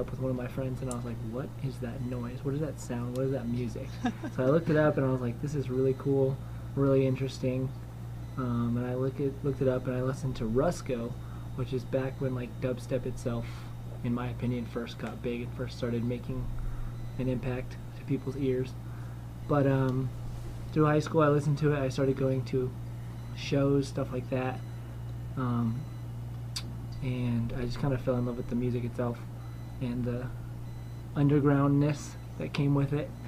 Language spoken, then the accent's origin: English; Colorado, United States; I was raised in Colorado.